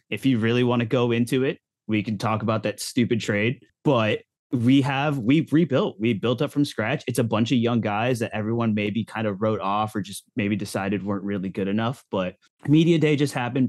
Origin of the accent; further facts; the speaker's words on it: Orlando, Florida, United States; I am from Orlando, Florida